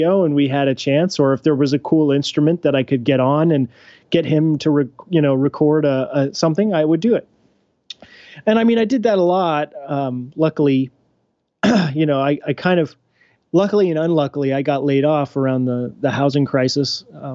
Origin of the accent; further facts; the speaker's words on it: Kansas, United States; I grew up in Kansas